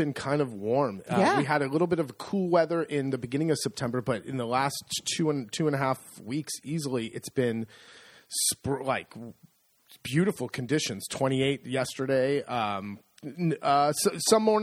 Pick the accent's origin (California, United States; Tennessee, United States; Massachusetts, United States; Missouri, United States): California, United States; San Francisco; now in Italy; I grew up in San Francisco